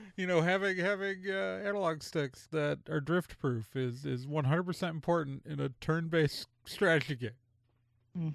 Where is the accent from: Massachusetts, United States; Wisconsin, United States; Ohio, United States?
Wisconsin, United States; Milwaukee; as a kid growing up in Milwaukee